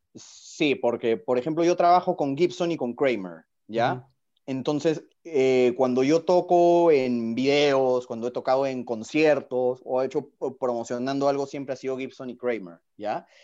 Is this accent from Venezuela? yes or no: no; Peru; como buen, buen peruano